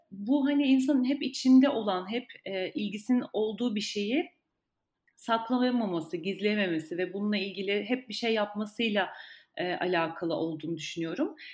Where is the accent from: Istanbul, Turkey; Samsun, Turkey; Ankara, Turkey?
Ankara, Turkey; Ben Ankara doğumluyum. Ankara'da doğdum, büyüdüm.